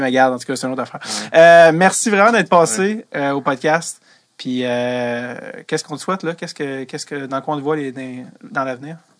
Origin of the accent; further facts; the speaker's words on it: Quebec, Canada; je suis québécois